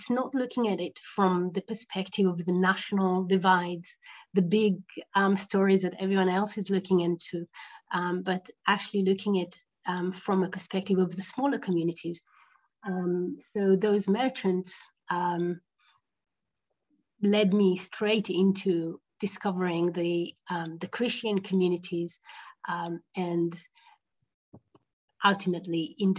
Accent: Jerusalem, Jerusalem District, Israel; We lived in Jerusalem. I grew up in West Jerusalem

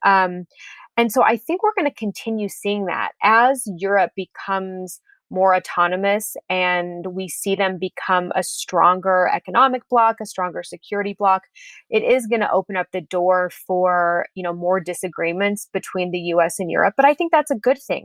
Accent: United States; moved away as an adult; also born or lived in Berlin, Germany; as an American citizen

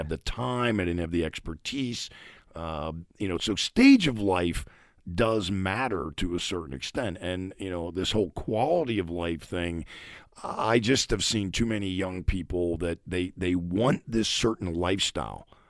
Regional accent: Pittsburgh, Pennsylvania, United States; I'm originally from Pittsburgh

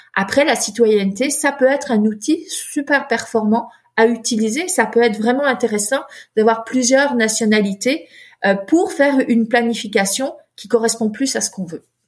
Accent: France; moved away as an adult; also born or lived in Chicago, United States; now in Quebec, Canada; je suis euh, née en France

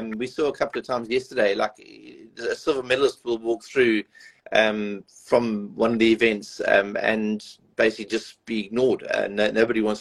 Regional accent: South Africa; a South African

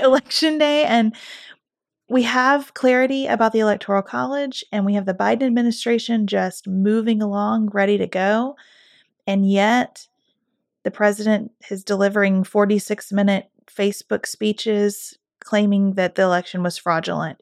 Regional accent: United States; as an American

